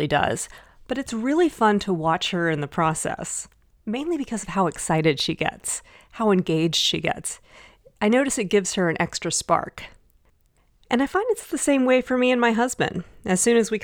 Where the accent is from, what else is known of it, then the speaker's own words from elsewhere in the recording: Dallas, Texas, United States; I grew up in Dallas, Texas.